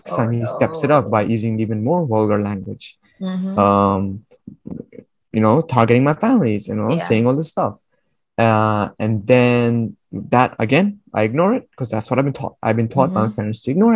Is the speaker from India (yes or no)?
yes; India; moved away; I'm from India